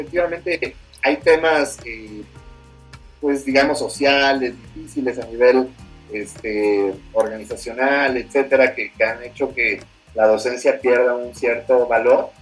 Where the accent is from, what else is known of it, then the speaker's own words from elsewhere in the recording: Mexico City, Mexico; moved away as an adult; now in Puebla, Mexico; Yo soy originario de la Ciudad de México